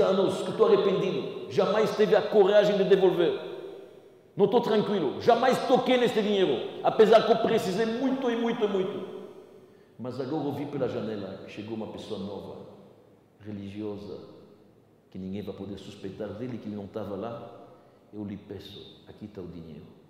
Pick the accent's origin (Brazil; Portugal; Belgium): Belgium; moved away; eu venho da Bélgica. na Bélgica, na minha cidade